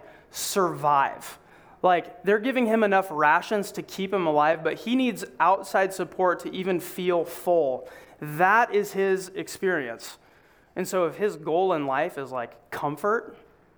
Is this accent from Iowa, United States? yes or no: yes; Iowa, United States; we're from Iowa